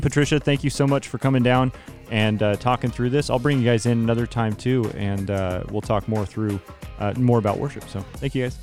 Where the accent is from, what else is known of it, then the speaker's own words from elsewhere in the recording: Turlock, California, United States; I grew up with in Turlock